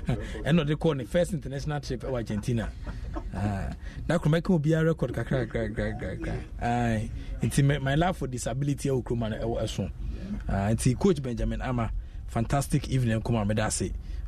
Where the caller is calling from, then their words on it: Nungwa, Greater Accra, Ghana; from Nungwa Estate.